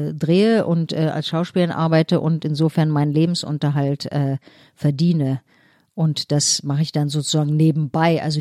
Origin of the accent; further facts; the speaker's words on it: Berlin, Germany; Äh, also war dogmatisch, fanatisch äh, als äh, Berlinerin